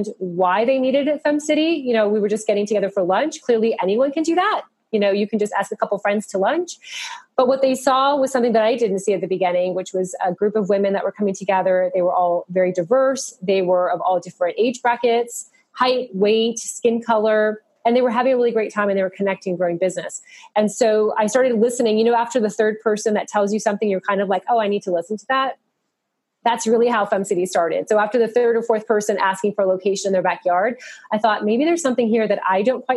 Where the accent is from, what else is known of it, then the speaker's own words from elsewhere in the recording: Miami, Florida, United States; moved away as an adult; also born or lived in Raleigh, North Carolina; when we moved back home to Miami